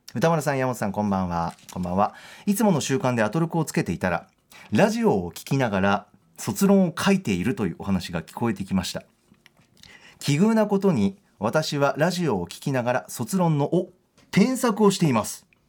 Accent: Aichi, Japan; moved away; 僕愛知県出身なんですけど実家帰る時

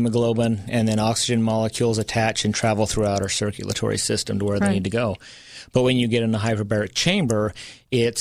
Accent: United States; as an American

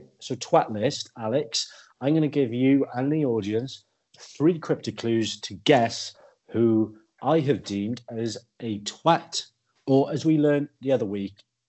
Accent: Welsh, Wales, United Kingdom; I watch Wales because I'm Welsh.

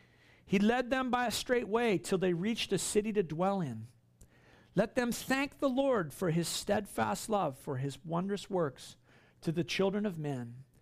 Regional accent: Queensland, Australia; You know, I grew up here on the Sunshine Coast.

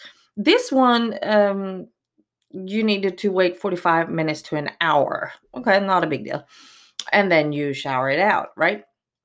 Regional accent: Miami, Florida, United States; born there; Well, seriously, I'm actually born in Miami, Florida, so I am American. I am a U.S. citizen from birth.

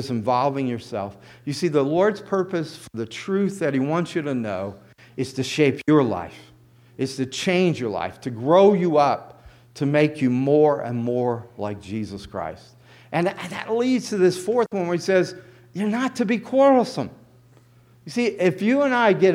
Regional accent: the South, United States; I grew up in the South

